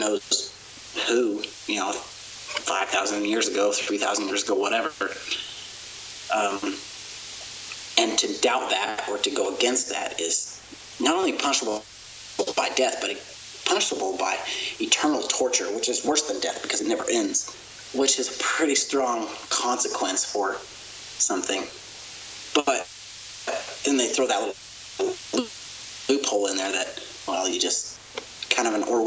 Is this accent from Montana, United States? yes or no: no; Oklahoma, United States; I grew up in Oklahoma, a Bible Belt Christian, went to church every Sunday